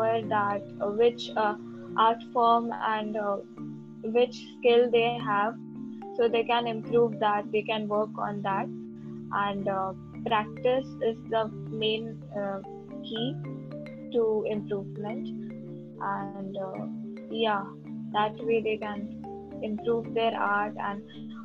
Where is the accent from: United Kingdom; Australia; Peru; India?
India; I'm from India